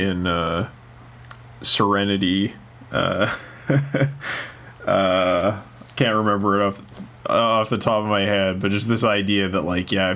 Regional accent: Canada; now in Japan; I'm a Canadian and I went to a Canadian communications program

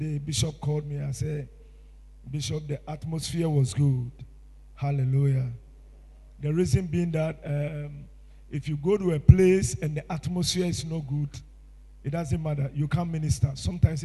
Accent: Tema, Greater Accra, Ghana; I was born in Tema in 1966. I grew up in Tema.

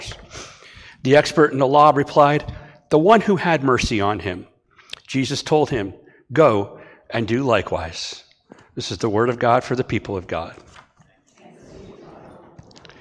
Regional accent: Ashtabula, Ohio, United States; also born or lived in Martins Ferry, Ohio; now in Bellaire, United States; My hometown, Ashtabula

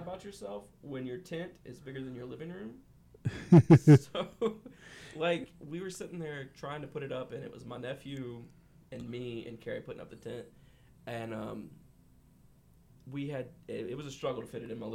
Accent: West Virginia, United States; Growing up in West Virginia

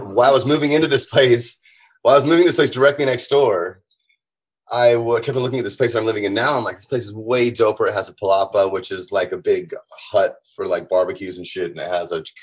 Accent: San Diego, California, United States; moved away as an adult; now in Tijuana, Mexico; born and raised in San Diego.

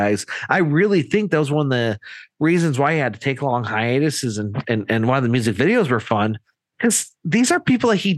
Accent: Michigan, United States; we're from Michigan

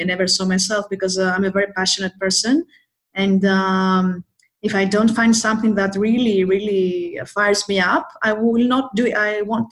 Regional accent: Athens, Attica, Greece; also born or lived in Thessaloniki, Greece; I came back to Athens because I am from Athens, Greece, the capital of Greece

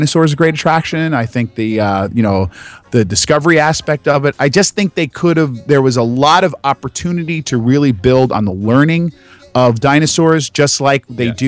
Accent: New Jersey, United States; I'm from Jersey.

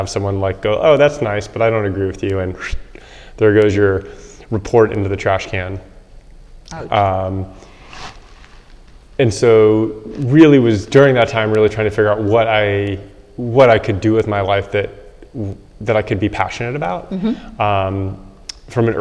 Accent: South Bay, California, United States; I grew up in California in the South Bay, south of San Francisco.

